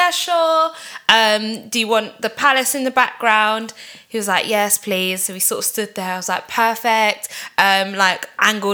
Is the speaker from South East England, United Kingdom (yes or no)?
no; London, United Kingdom